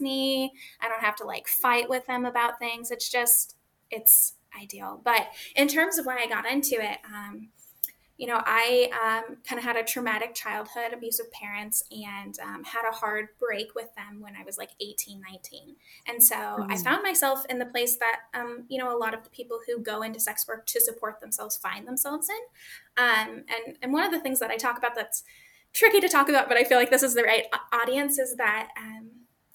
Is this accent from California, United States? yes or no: yes; Vallejo, California, United States; now in Humboldt County, United States; I'm originally from California in the Bay Area, Vallejo, serial killer USA. And then I live in Humboldt County now in the Emerald Triangle